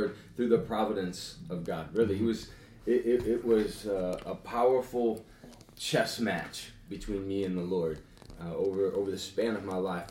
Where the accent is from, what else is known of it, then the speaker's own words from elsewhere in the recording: Lorain, Ohio, United States; also born or lived in Sheffield Township; I grew up in every side of town. In the Lorain County area